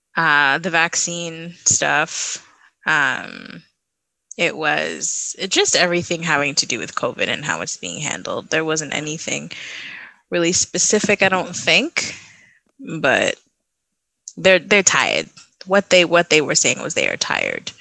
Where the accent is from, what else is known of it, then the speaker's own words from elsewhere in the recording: Trinidad & Tobago; now in Canada; Trinidad's locked down again, my home country